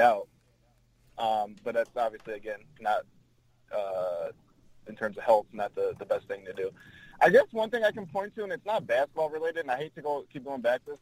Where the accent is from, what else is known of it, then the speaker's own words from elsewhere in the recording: Flint, Michigan, United States; I'm from Flint